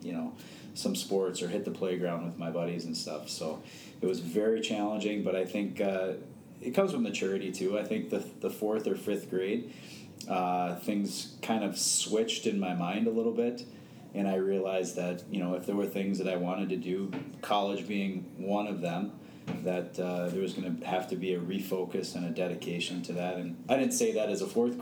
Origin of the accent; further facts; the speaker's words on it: Morton Grove, Illinois, United States; also born or lived in Park Ridge, Illinois; born and raised in Morton Grove, Illinois